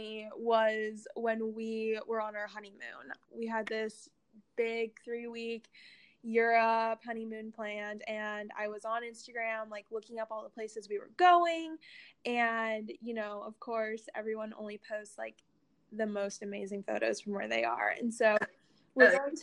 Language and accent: English; Columbus, United States; moved away as an adult; also born or lived in Atlanta; I grew up in Columbus